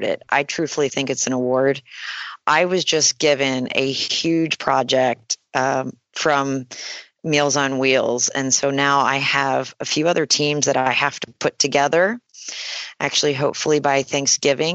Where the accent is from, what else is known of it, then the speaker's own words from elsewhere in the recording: Pennsylvania, United States; I'm from Pennsylvania, and I've been a family person